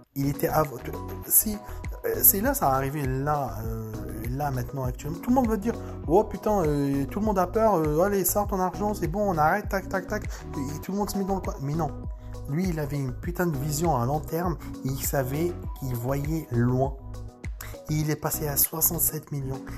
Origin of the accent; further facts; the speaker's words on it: France; chez nous, en France